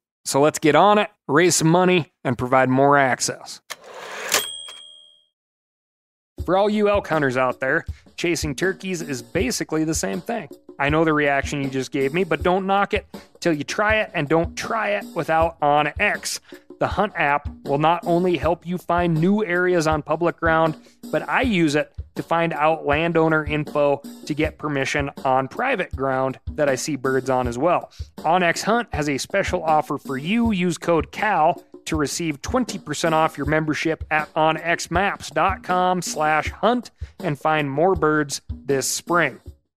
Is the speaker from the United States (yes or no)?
yes; Jackson, New Jersey, United States; I grew up in Jackson, New Jersey, and they are taking so much beautiful land away to build homes, draining lakes, all stuff that needs to be stopped.